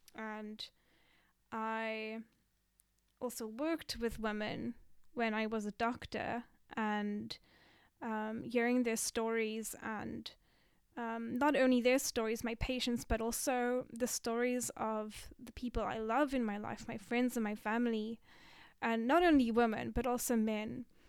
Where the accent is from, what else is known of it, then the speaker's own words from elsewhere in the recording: Cape Town, Western Cape, South Africa; moved away as an adult; now in Japan; I'm from South Africa, Cape Town, really beautiful city